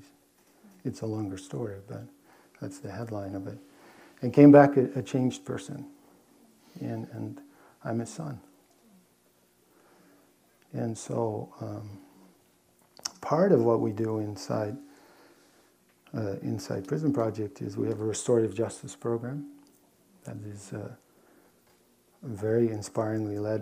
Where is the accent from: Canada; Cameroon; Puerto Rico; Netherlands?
Netherlands; moved away; I grew up in Holland